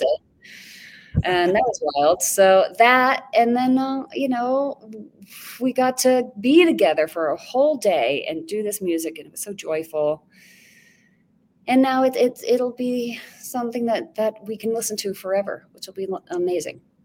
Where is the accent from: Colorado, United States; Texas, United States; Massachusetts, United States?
Colorado, United States; Castle Rock; moved away; I'm from Castle Rock, just like south of Denver